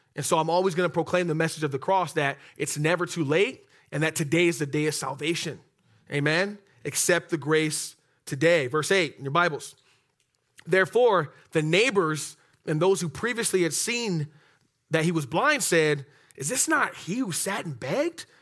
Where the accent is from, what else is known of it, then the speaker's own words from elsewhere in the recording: Oxnard, California, United States; I'm from Oxnard